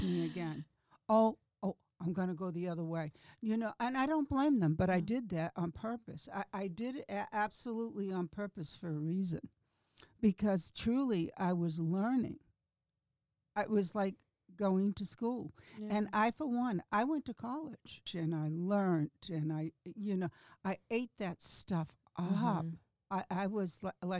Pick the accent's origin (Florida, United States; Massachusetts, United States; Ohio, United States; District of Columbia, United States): Massachusetts, United States; Gloucester; I grew up in Gloucester, Massachusetts